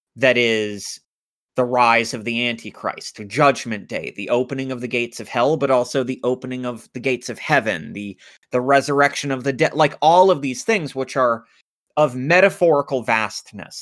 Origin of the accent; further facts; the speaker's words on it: United States; I grew up in America